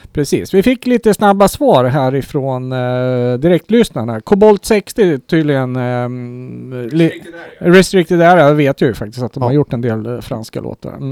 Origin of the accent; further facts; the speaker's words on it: Sweden; som svensk